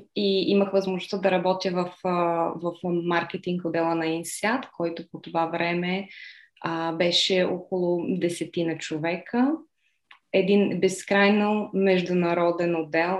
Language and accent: Bulgarian; Bulgaria; first language Bulgarian; moved away as an adult; also born or lived in Budapest, Hungary / Slovakia / Singapore / Malaysia; now in Madrid, Spain; Родена съм в Будапешта, но по-голямата част от живота си съм прекарала в България